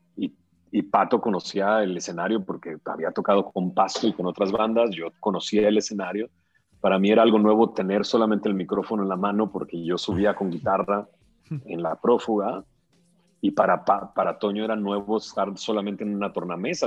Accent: Monterrey, Nuevo León, Mexico; moved away as an adult; me pude salir de Monterrey como si nada. Me vine, me casé y me salí de Monterrey

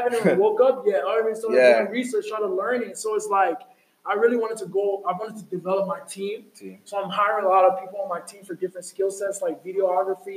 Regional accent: Minneapolis, Minnesota, United States; I was born in Minneapolis

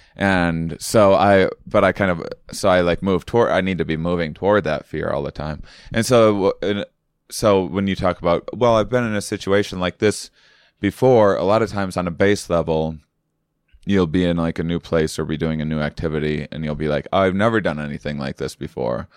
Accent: Wisconsin, United States; moved away; I'm from, uh, Wisconsin originally

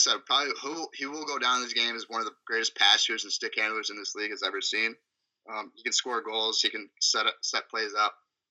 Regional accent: Buffalo, New York, United States; I'm from Buffalo

